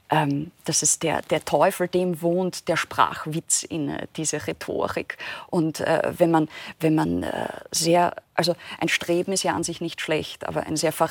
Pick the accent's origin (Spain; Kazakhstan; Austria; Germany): Austria; angedichtet, ja, als, als Österreicherin.